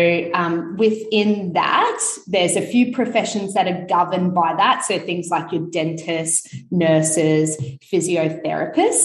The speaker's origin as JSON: {"language": "English", "town": "Sunshine Coast", "region": "Queensland", "country": "Australia", "tie": "born or raised there", "lives_now": "Brisbane, Australia", "said": "I grew up and studied on the Sunshine Coast"}